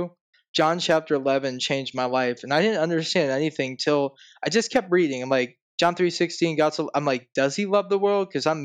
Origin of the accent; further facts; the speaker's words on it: Cleveland, Ohio, United States; I'm from Cleveland, Ohio, originally